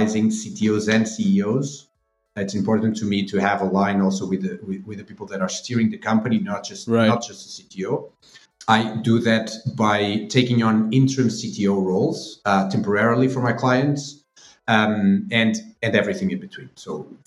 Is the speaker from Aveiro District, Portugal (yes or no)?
yes; Aveiro, Aveiro District, Portugal; also born or lived in Coimbra; my hometown in Aveiro